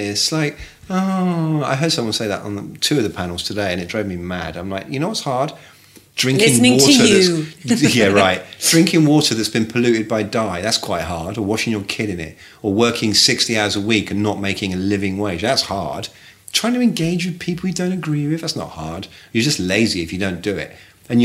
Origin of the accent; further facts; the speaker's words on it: Bournemouth, South West England, United Kingdom; moved away as an adult; now in New York, United States; I'm from Bournemouth.